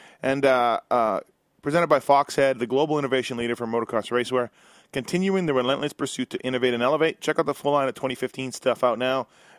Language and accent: English; Canada; now in United States; I've been here a long time, but I'm still Canadian